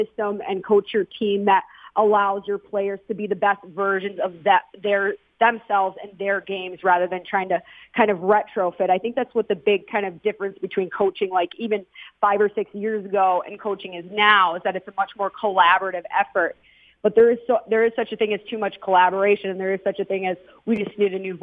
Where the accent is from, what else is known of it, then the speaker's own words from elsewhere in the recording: Minnesota, United States; also born or lived in East Coast; now in Las Vegas, United States; I'm from Minnesota originally